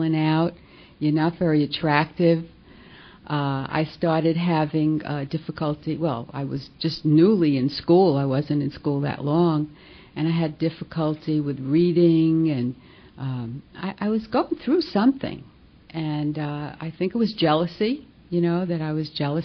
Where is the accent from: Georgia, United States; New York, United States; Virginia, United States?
New York, United States; New York City; accent: New York; I guess you can guess from my accent that I come from New York. Can take the girl out of New York, but you can't take the accent out of her. And I grew up in Brooklyn